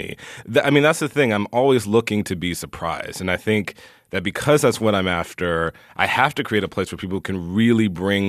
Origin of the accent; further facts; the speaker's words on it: the South, United States; I'm a gay boy from the South